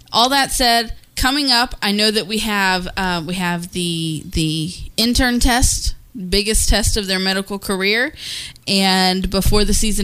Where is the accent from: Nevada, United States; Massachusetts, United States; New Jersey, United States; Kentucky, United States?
Kentucky, United States; I'm from Kentucky